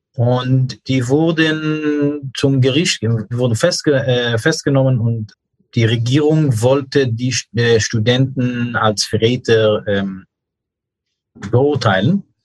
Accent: New York, United States; German is a second language; moved away as an adult; now in Germany; Ich bin in New York aufgewachsen

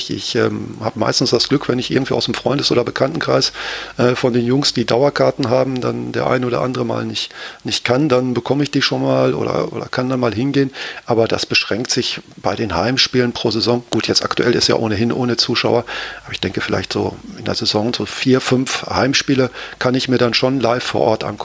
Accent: Gelsenkirchen, North Rhine-Westphalia, Germany; Also ich bin in Gelsenkirchen geboren und aufgewachsen und da kriegst du das quasi mit in die Wiege gelegt, dass du da äh, Schalke-Fan wirst.

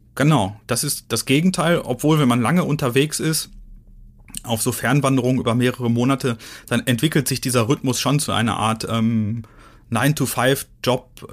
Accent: Ruhr area, North Rhine-Westphalia, Germany; now in Dresden, Germany; Also ich komme ja aus dem Ruhrgebiet.

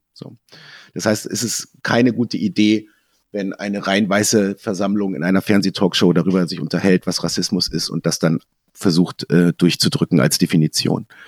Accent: a small village in Lower Saxony, Germany; born or raised there

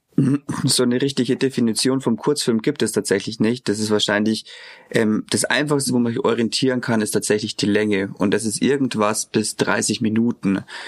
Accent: Eichstätt, Bavaria, Germany; moved away as an adult; now in Regensburg, Germany; Ich komme gebürtig aus Eichstätt, bin aber dann auch fürs Studium nach Regensburg gekommen

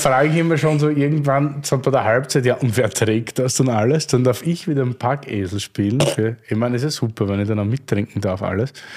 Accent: Austria; aus Sicht eines Österreichers

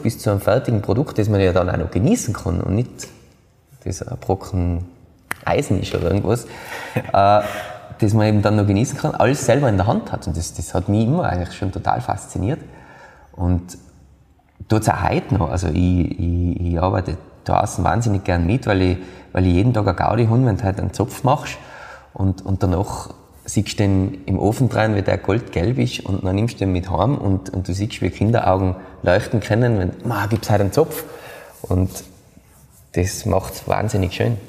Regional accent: Austria; bei uns in Österreich

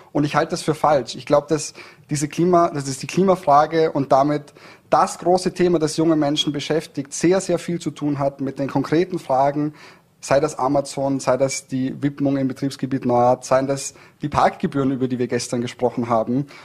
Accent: Dornbirn, Vorarlberg, Austria; Also ich bin in Dornbirn aufgewachsen und ich bin sehr gerne in Dornbirn aufgewachsen.

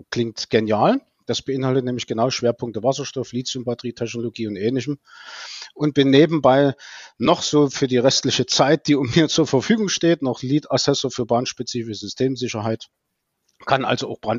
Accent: Leipzig, Saxony, Germany; also born or lived in Dresden; Also, ich bin ein ein Leipziger, der in Dresden studiert hat, an der Hochschule für Verkehrswesen

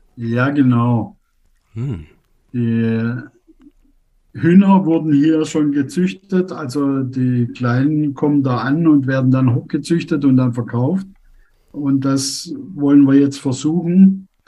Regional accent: Germany; moved away as an adult; now in Tunduru, Tanzania; Als Deutsche

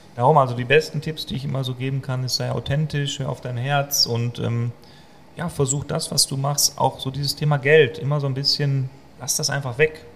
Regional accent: Germany; Als Deutscher

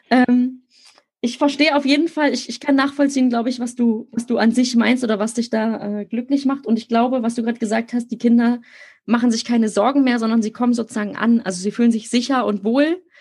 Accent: Berlin, Germany; ich bin in Berlin selber groß geworden. Jetzt wächst mein Kind ja auch in der Innenstadt auf.

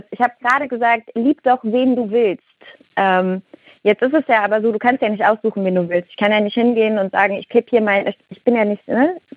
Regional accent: Cologne, North Rhine-Westphalia, Germany; ich glaube, ich komme ursprünglich aus dem Rheinland, äh, aus Köln, ne? Und bei uns sagt man halt, mach was du willst.

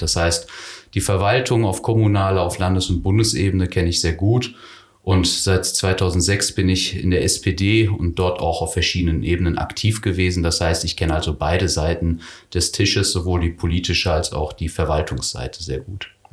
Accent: Herford, North Rhine-Westphalia, Germany; moved away as an adult; also born or lived in Königswinter / Düsseldorf / Berlin; now in Sankt Augustin, Germany; ich bin in Herford geboren, aufgewachsen im Kreis Herford, bis zu meinem 30. Lebensjahr habe ich in Ostwestfalen gelebt

